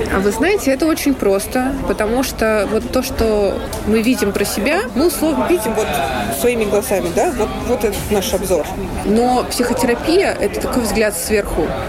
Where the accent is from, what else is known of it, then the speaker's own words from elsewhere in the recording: Russia; moved away as an adult; also born or lived in Saint Petersburg; now in Berlin, Germany; я э, родилась, выросла в России